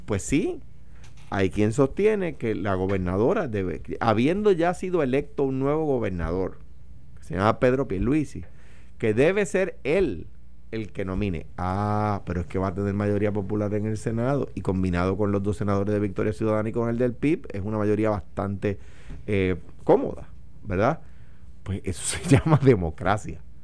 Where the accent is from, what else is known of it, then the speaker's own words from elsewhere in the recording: Puerto Rico; a los puertorriqueños. En eh, particular a los latinos en general, pero, pero con nosotros en particular